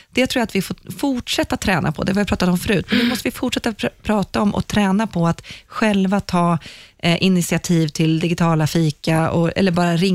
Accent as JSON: {"language": "Swedish", "country": "Sweden", "said": "Vi är ju svenskar."}